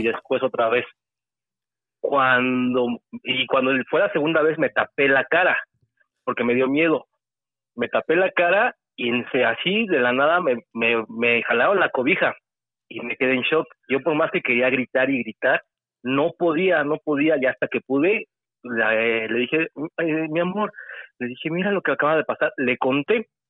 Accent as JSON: {"language": "Spanish", "region": "State of Mexico", "country": "Mexico", "said": "Soy del Estado de México"}